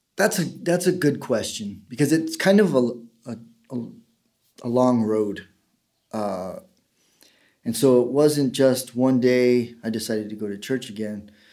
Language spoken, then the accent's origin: English; El Paso, Texas, United States; born or raised there; also born or lived in Keene, New Hampshire